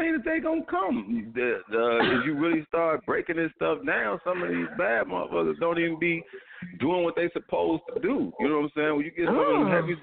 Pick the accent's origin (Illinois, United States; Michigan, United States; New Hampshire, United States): Illinois, United States; Chicago; now in Decatur, United States; I'm actually calling from Decatur, though, via Chicago, though. So I'm always repping Chicago